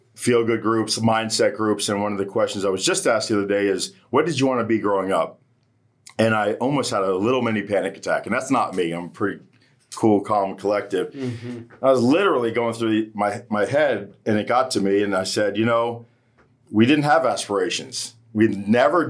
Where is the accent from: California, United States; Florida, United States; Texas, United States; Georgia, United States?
Florida, United States; Hollywood; I was born here in Hollywood, Florida, which is a really beautiful place